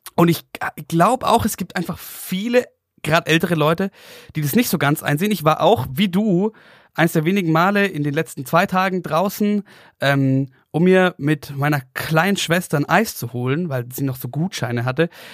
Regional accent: Oberstdorf, Bavaria, Germany; now in Munich, Germany; meinen Geburtsort nach Oberstdorf

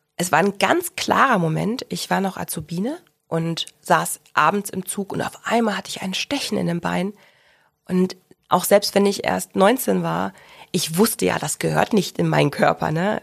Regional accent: Ruhr area, North Rhine-Westphalia, Germany; also born or lived in Central Hesse / Bochum; now in Augsburg, Germany; Ich komme gebürtig aus dem Ruhrgebiet habe äh, einen Zwischenstopp in Mittelhessen gemacht

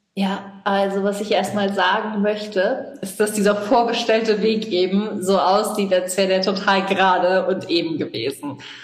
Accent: Rhineland-Palatinate, Germany; also born or lived in Oxford; Bei uns in Rheinland-Pfalz

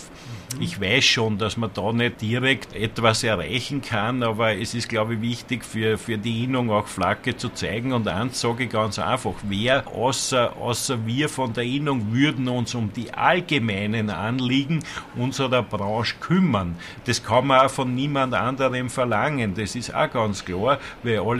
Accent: Lower Austria, Austria; Ich bin Niederösterreicher. Ich habe bei mir in Niederösterreich einen guten Draht zur Politik.

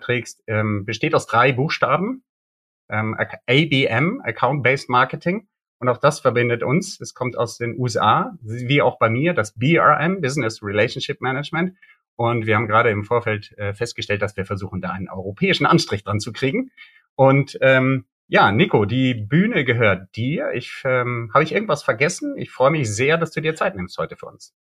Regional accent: Bonn, North Rhine-Westphalia, Germany; Und das ist auch meine Heimatstadt, aus der komme ich

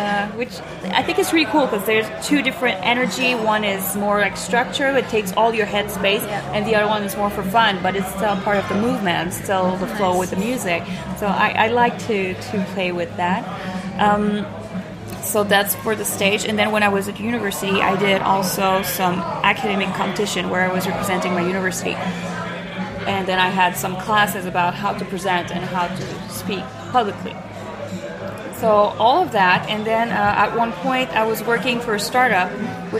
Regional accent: Montreal, Quebec, Canada; moved away as an adult; now in Zurich, Switzerland; So, I'm from Montreal.

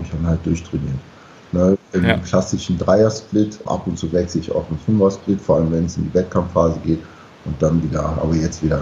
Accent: DR Congo; Der Name stammt aus dem Kongo. Ich komme aus dem Kongo bin 26 Jahre alt, Maschinenbaustudent und passionierter Bodybuilder.

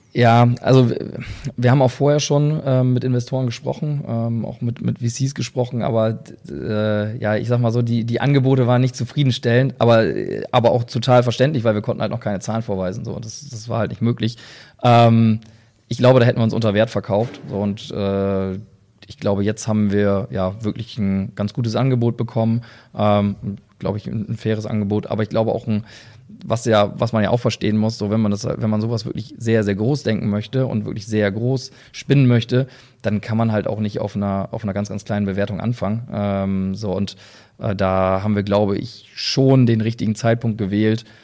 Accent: near Oldenburg, Lower Saxony, Germany; wir kommen ja auch noch aus der Nähe

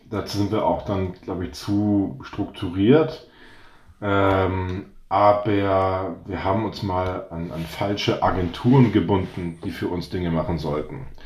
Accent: North Sea coast, Germany; also ich bin ja an der Nordseeküste aufgewachsen und dann äh, sagt man der morgendliche Drümmelpott, ne?

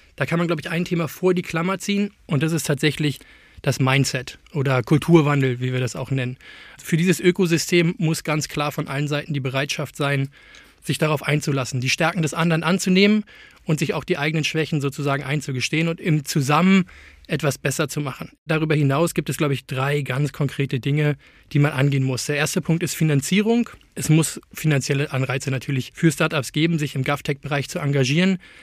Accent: Germany; als Deutscher

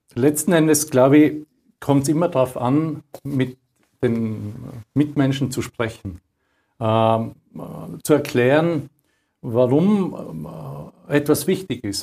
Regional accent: Austria; bei uns in Österreich.

